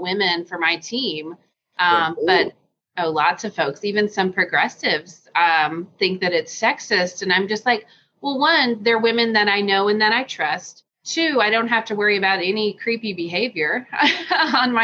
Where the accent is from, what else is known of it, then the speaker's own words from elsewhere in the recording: Deep South, United States; now in Hopkins, United States; I was born in the Deep South and very poor.